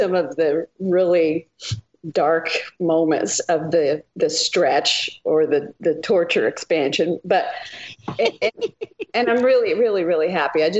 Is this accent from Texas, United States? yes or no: yes; Texas, United States; moved away; also born or lived in Idaho; I grew up in Texas